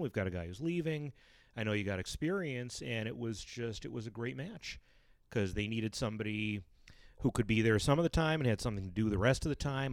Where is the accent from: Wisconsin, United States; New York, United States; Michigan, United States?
New York, United States; Brighton; I'm a Brighton boy, Brighton High, class of eighty-eight